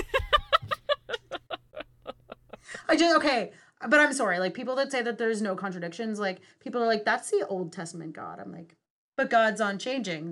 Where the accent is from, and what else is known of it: Western Canada, Canada; born or raised there